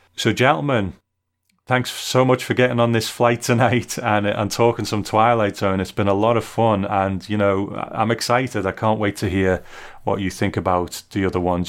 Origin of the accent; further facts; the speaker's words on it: United Kingdom; I'm a Brit